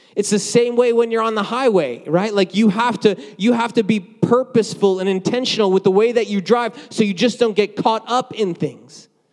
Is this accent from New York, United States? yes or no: no; New Jersey, United States; moved away; I grew up in New Jersey